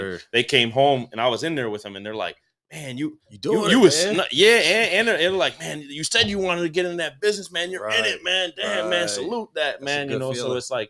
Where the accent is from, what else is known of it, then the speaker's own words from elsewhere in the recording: Buffalo, New York, United States; I grew up in Black Rock in Buffalo, which is like. You know, in the west side, it's like all bumped up together there.